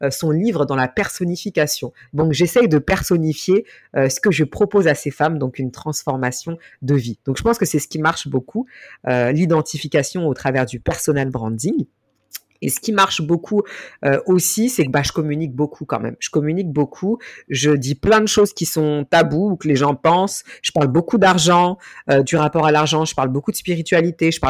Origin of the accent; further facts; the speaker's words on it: Mali; Certaines se reconnaissent sur certains éléments euh, de moi, soit parce que je suis malienne, soit parce que je suis noire, soit parce que je suis musulmane